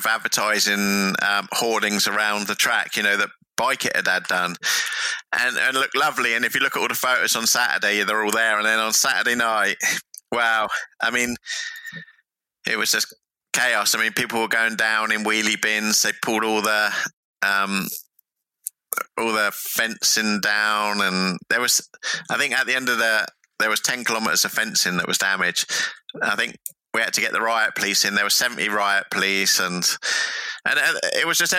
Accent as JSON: {"language": "English", "town": "Winchester", "region": "South East England", "country": "United Kingdom", "said": "I come from Winchester"}